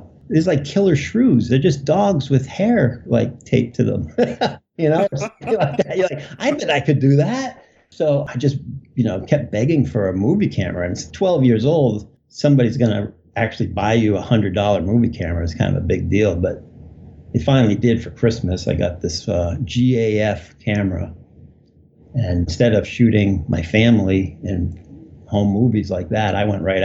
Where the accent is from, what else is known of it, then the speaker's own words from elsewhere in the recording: Cape Cod, Massachusetts, United States; moved away as an adult; now in Los Angeles, United States; I grew up on Cape Cod